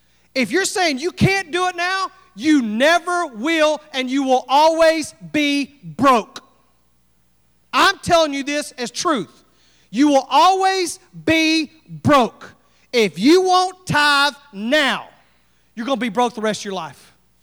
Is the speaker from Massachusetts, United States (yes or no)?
no; Texas, United States; I couldn't carry here. I'm from Texas, and I carry